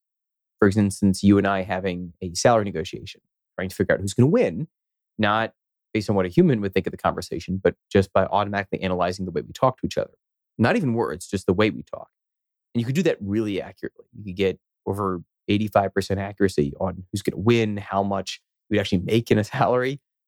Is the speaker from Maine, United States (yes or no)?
no; Philadelphia, Pennsylvania, United States; moved away as an adult; now in Boston, United States; I grew up in Philadelphia, and I guess I was there until I was 18, and then came over here to Boston, where I've been for now over 17 years.